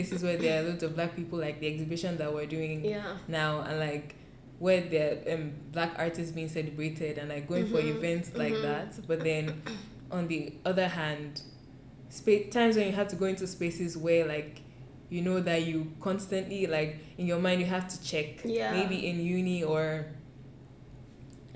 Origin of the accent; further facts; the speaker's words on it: Lagos, Nigeria; moved away as an adult; also born or lived in United Kingdom; now in Vancouver, Canada; So I was born and raised in Lagos. And I lived there up until I left Nigeria to come to the UK to study and then Canada.